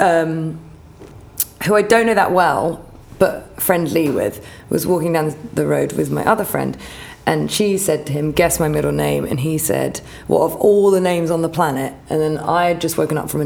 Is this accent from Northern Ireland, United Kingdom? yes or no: no; Hampshire, South East England, United Kingdom; moved away as an adult; also born or lived in New York; now in London, United Kingdom; growing up in Hampshire